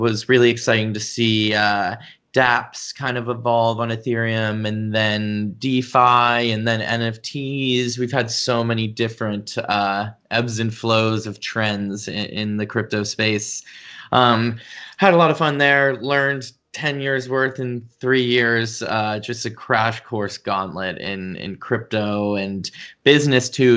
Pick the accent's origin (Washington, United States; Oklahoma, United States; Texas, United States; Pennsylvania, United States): Pennsylvania, United States; Pittsburgh; I grew up in Pittsburgh, Pennsylvania.